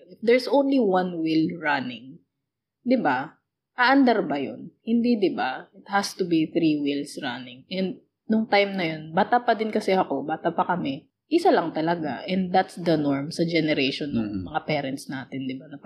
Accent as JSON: {"language": "Tagalog", "country": "Philippines", "said": "So, but, but yeah, technically, we are overseas, we are Filipino, and we are working abroad."}